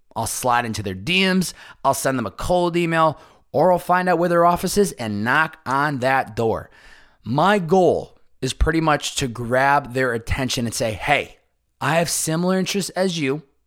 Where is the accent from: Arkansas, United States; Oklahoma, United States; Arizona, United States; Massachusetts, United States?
Massachusetts, United States; Chicopee; my hometown of Chicopee, Massachusetts